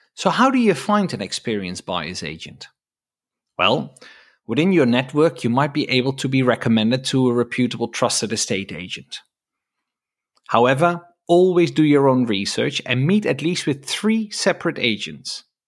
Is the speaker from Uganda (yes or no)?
no; Netherlands; now in United Kingdom; I'm from the Netherlands